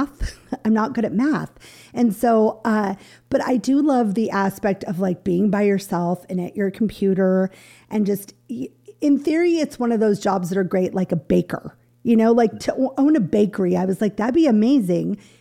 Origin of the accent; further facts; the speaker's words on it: Everett, Washington, United States; I'm from Everett